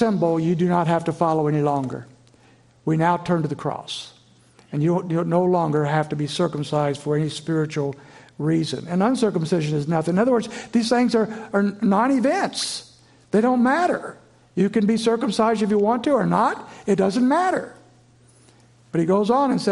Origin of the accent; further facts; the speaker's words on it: Indiana, United States; moved away as an adult; also born or lived in Virginia; I grew up in Flatland, Indiana